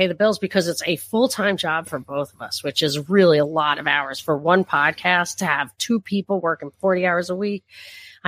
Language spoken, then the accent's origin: English; New York, United States; moved away as an adult; also born or lived in Texas; we're from New York.